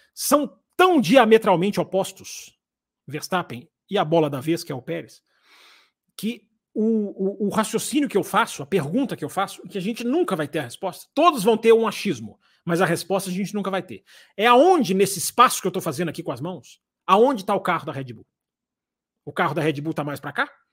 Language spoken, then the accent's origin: Portuguese; Brazil; nós somos brasileiros